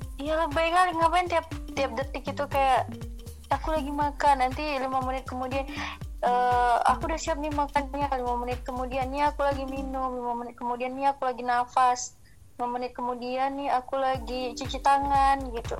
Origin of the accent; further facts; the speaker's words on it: Medan, North Sumatra, Indonesia; Asalnya dari Medan